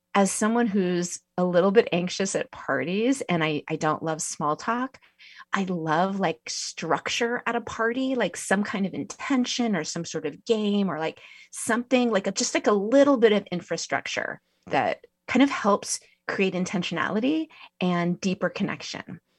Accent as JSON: {"language": "English", "town": "Santa Cruz", "region": "California", "country": "United States", "tie": "born or raised there", "said": "I grew up near Santa Cruz"}